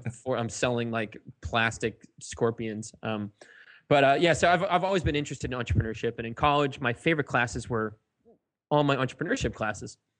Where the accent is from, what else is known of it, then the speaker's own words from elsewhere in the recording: Sandwich, Massachusetts, United States; I was born and raised in East Sandwich, Massachusetts